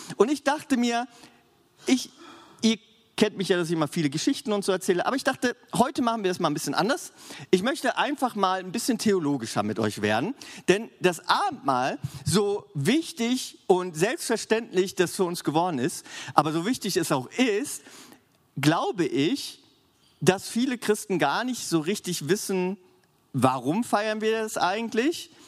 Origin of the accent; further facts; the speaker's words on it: Germany; für uns als Deutsche